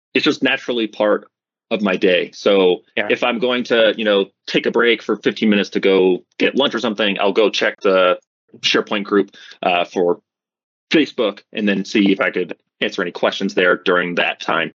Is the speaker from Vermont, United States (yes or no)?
yes; Vermont, United States; now in Colorado, United States; I grew up in Vermont, which is in the mm-hmm. northeast of the U.S.